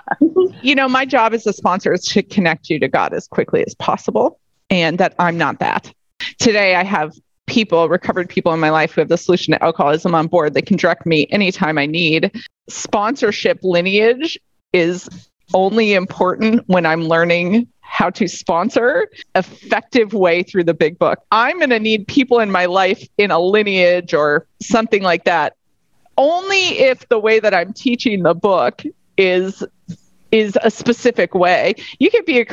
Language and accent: English; United States; now in Australia; as an American